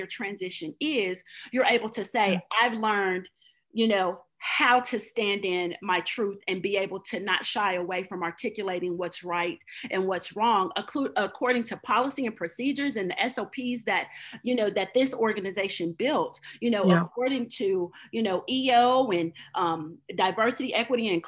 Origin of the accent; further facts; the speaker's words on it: Oklahoma, United States; moved away as an adult; also born or lived in Hawaii; We are both from Oklahoma